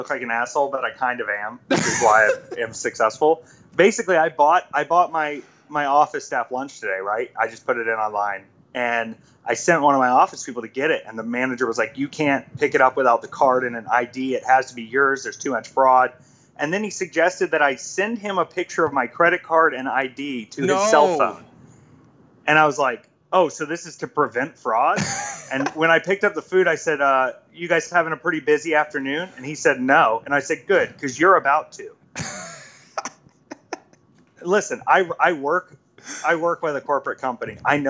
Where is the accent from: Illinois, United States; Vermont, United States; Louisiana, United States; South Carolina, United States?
South Carolina, United States; Myrtle Beach; born there; also born or lived in Atlanta, Georgia / Jacksonville, North Carolina; So I was born in Myrtle Beach, South Carolina, and then I moved to Atlanta, Georgia, and then I moved to Jacksonville, North Carolina, and lived on a Marine base